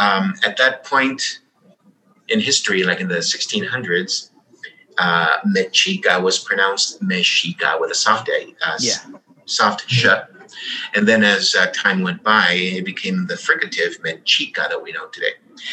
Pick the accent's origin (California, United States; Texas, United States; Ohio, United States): Texas, United States; Eagle Pass; we were growing up in Eagle Pass, which was 45 miles away.